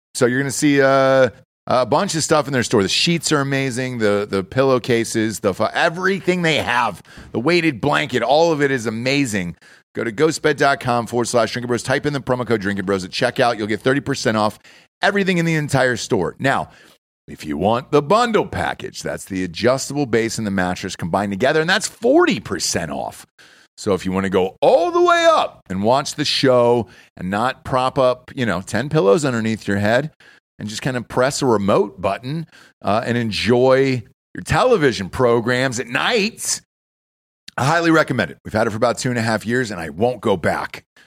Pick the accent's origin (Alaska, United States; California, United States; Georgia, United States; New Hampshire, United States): Georgia, United States; Atlanta; also born or lived in New York / Los Angeles / Wilmington, North Carolina; now in Texas, United States; I'm from Atlanta originally, right? And I'm, uh, from the burbs in Atlanta